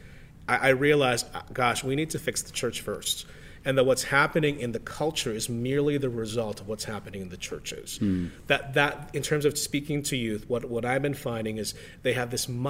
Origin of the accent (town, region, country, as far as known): Canada